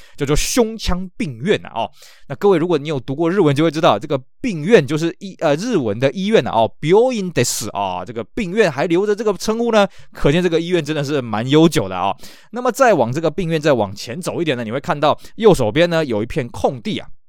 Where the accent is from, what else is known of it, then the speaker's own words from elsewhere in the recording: Tainan, Taiwan; 我们台南人呢，号称啊，去台湾各地呢，哎，都不会迷路